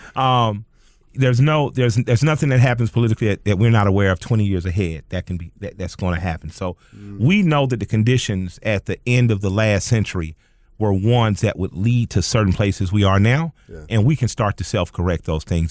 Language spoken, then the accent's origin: English; Atlanta, Georgia, United States; growing up in Atlanta